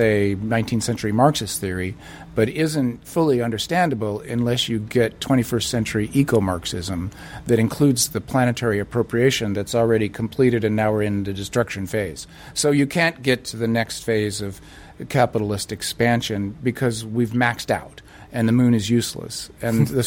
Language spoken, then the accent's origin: English; United States; I'm an American leftist